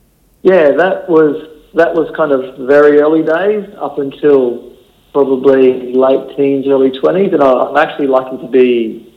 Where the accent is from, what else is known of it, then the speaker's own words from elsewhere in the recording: Rockhampton, Queensland, Australia; moved away as an adult; now in Gold Coast, Australia; I was born and bred in Rockhampton and on the banks of the Fitzroy River there, about 30 kilometres out of town